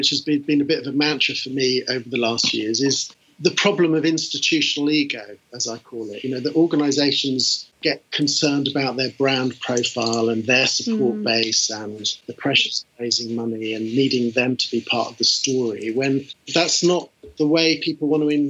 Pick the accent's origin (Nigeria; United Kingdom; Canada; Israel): United Kingdom; moved away as an adult; also born or lived in United States; having been a Brit in America